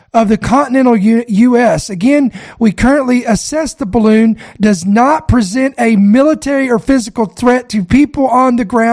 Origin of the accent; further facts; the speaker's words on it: United States; As an American citizen